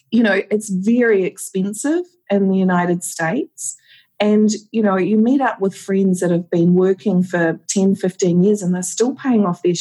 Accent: New Zealand; I don't know whether it's being just a Kiwi as well, but a strong work ethic, pulling together, looking after each other

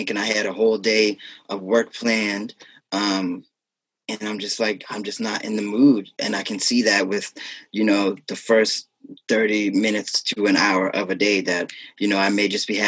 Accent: North Preston, Nova Scotia, Canada; North Preston, my hometown

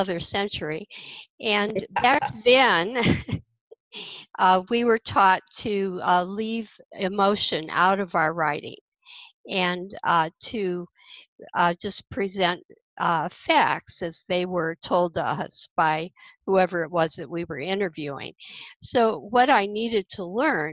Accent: Akron, Ohio, United States; moved away as an adult; also born or lived in Northern California; now in The Villages, United States; I was born in Ohio, and I grew up outside of Akron

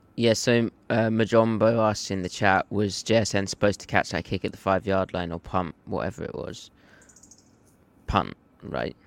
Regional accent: United Kingdom; This is how I talk. I'm from Britain.

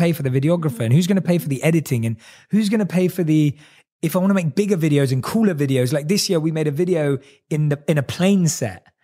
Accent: London, United Kingdom; born or raised there

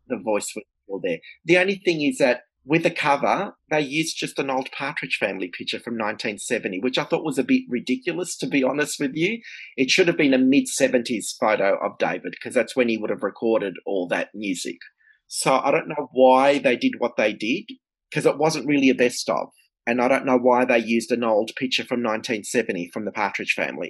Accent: Melbourne, Victoria, Australia; I'm from Melbourne, Australia

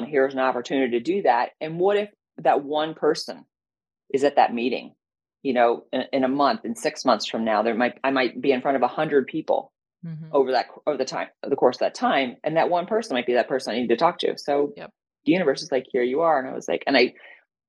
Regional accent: Connecticut, United States; moved away; also born or lived in Cincinnati; I grew up in Connecticut, trees

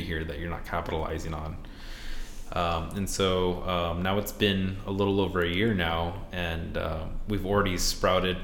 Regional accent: Phoenix, Arizona, United States; moved away as an adult; now in Seattle, United States; I grew up in Phoenix

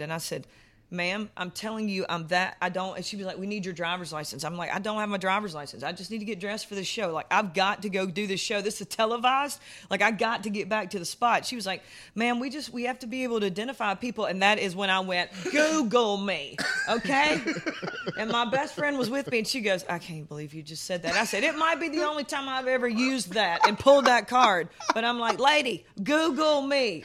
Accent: South Carolina, United States; moved away; I'm from South Carolina, so we've got tons and tons of, like, urban music there

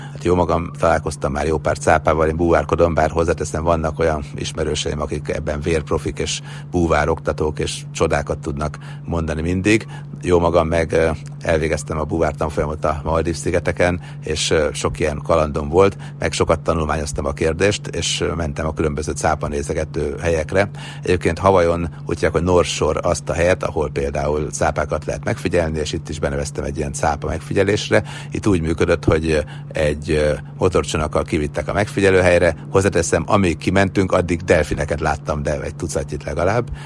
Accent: Sopron, Győr-Moson-Sopron, Hungary; Már gyerekkoromban is mindig feljöttem Sopronból Budapestre

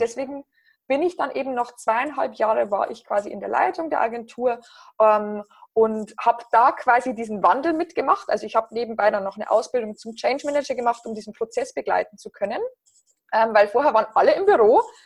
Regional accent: near Passau, Bavaria, Germany; accent: southern German; moved away as an adult; also born or lived in Berlin; Ihr hört es wahrscheinlich an meinem Akzent, ähm, dass ich aus Süddeutschland komme. Ich bin ursprünglich aus, aus der Nähe von Passau in Bayern

